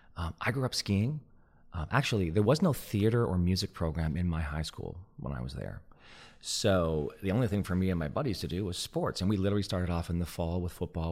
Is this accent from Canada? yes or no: yes; Montreal, Quebec, Canada; I grew up in Montreal during the reign of the Montreal Canadiens hockey team